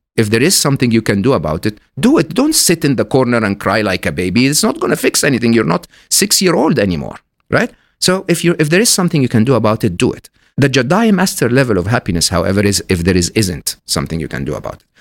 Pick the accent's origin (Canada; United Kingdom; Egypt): Egypt; I'm Egyptian, born and raised in Egypt